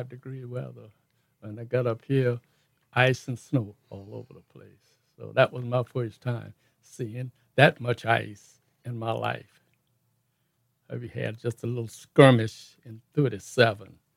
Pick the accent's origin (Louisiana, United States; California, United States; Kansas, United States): Louisiana, United States; New Orleans; I was born and raised in New Orleans